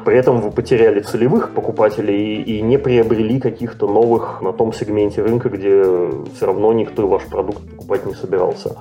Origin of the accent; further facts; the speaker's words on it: Saint Petersburg, Russia; also born or lived in North America; now in Canada; родом из России, Санкт-Петербурга и Ленинграда, но живу давным-давно в Северной Америке, а, последние годы в Канаде